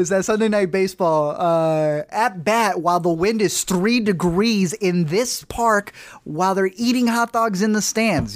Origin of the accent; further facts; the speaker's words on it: United States; we're very American